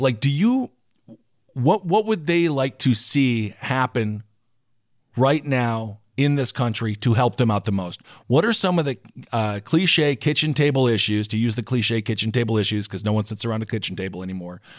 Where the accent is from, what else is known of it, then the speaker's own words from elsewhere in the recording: Wisconsin, United States; So I grew up in Wisconsin